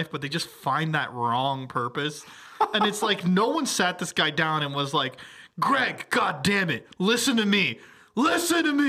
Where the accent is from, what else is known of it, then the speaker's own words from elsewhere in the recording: Miami, Florida, United States; I lived in Miami my whole life